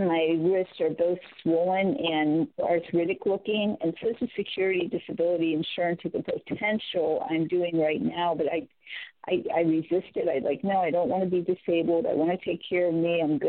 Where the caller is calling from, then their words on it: California, United States; Hi, Amy in California.